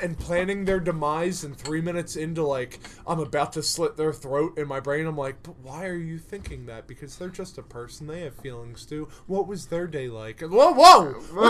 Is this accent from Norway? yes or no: no; Ireland; it's weird that I joke that I'm the most evolved because I'm Irish